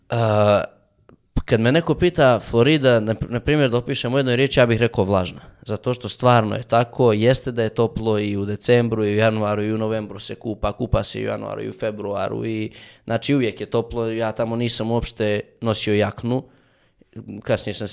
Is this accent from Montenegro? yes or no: yes; Montenegro; došli su jednom kod nas u Crnu Goru